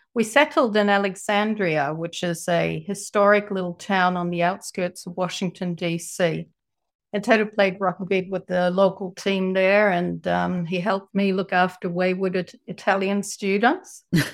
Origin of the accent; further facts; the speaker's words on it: Sweden; moved away as an adult; also born or lived in San Jose, California, United States / New Zealand / Gothenburg, Sweden; now in Japan; I was born in San Jose, California, and my parents were both migrants to the USA, mum from Sweden and dad from England. And when I was six, my mother and I went back to Sweden and I went to school there.